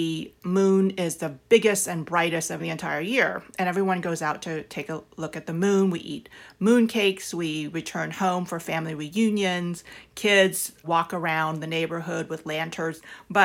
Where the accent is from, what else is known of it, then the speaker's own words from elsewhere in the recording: South Vietnam, Vietnam; now in Southern California, United States; we came from South Vietnam, where it's either hot or hotter